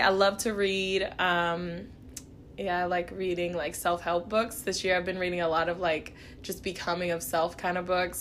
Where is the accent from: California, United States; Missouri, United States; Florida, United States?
Missouri, United States; Kansas City; I'm from Kansas City, Missouri. Um, I was born in Kansas City, Kansas